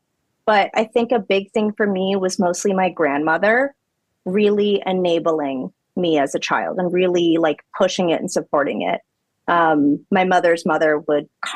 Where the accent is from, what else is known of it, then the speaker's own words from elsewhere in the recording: New York City, New York, United States; I grew up in a neighborhood called Yorkville uptown.